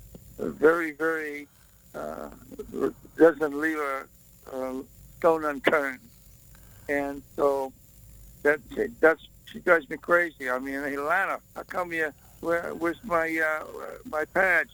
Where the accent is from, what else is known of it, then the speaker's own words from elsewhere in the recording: Boston, Massachusetts, United States; moved away; I'm from Boston